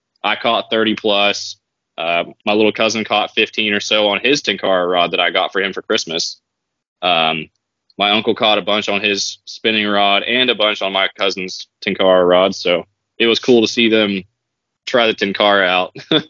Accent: Appalachia, United States; because I'm from Appalachia, where the mountains are usually like mostly rounded off.

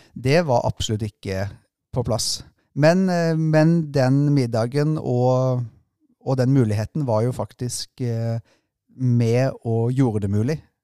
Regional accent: Sørlandet, Southern Norway, Norway; moved away; kom fra en korpsbygd hjemme på Sørlandet

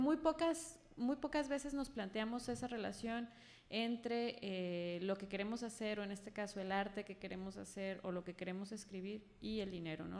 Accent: Guadalajara, Jalisco, Mexico; moved away as an adult; now in Mexico City, Mexico; yo soy de aquí, de Guadalajara, de aquí muy cerquita, de por el Parque Morelos

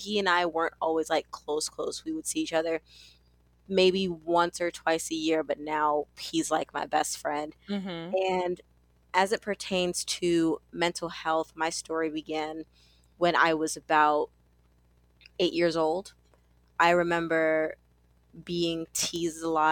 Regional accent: New York City, New York, United States; I am from Brooklyn, New York

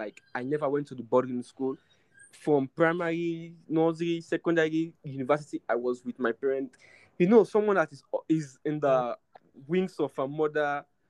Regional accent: Sierra Leone; moved away as an adult; now in Uganda; I'm not a Nigerian, I'm a Sierra Leonean.

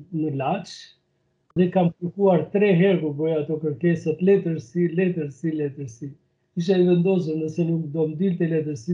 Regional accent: Gramsh / Skrapar area, Elbasan County, Albania; moved away as an adult; also born or lived in Lushnjë / Tirana; now in Bergamo, Italy; un kam lindur në në Shëmbërdhej të Tomorricës, që i përkesh një zonë geografike që e ndanë Gramsci dhe Skrapari, zona jugore e saj është, është i përkesh Skraparit, ku edhe unë kam lindur

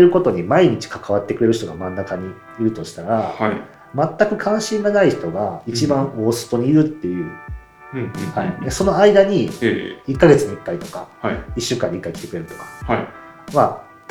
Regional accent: Nara, Japan; now in Kobe, Japan; 私もあのそれこそ奈良の農村の出身な

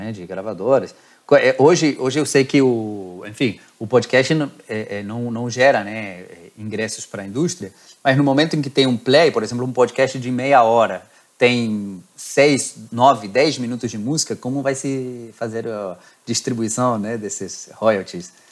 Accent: Argentina; now in Rio de Janeiro, Brazil; eu que sou argentino

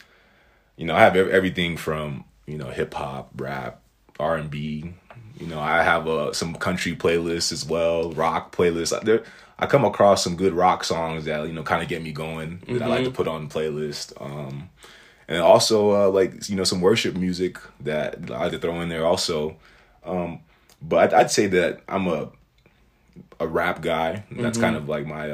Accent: United States; I was born here

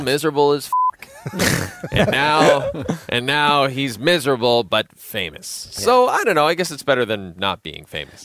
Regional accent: Athabasca, Alberta, Canada; my hometown of Athabasca

